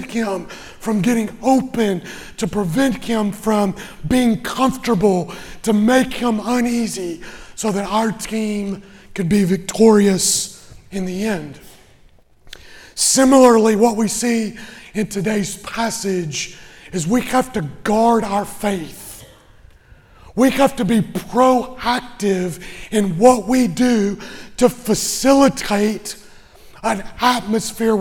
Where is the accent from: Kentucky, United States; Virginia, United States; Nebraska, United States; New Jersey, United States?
Kentucky, United States; Western; I grew up in Western Kentucky, where basketball is king